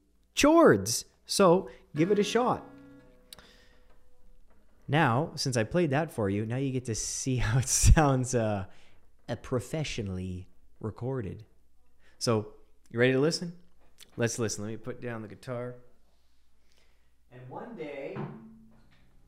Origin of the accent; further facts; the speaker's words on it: Canada; I'm Canadian. I'm as Canadian as they come.